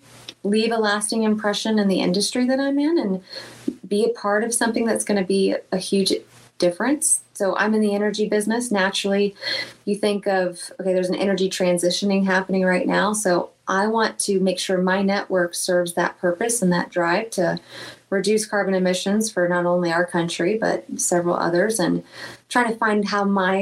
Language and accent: English; Lakeland, Florida, United States; when I was a waitress in Lakeland, Florida, my hometown.